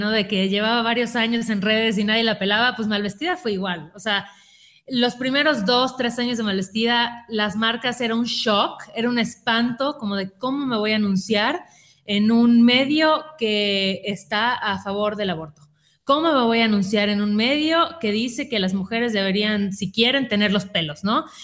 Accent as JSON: {"language": "Spanish", "town": "Mérida", "region": "Yucatán", "country": "Mexico", "said": "yo, soy de Mérida, igual que Sácil, y lo vivía estando ahí"}